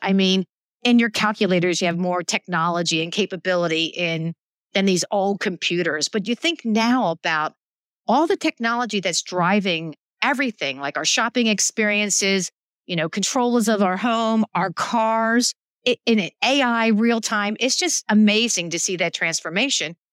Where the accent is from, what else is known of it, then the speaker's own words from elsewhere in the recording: Philadelphia, Pennsylvania, United States; I grew up in Philadelphia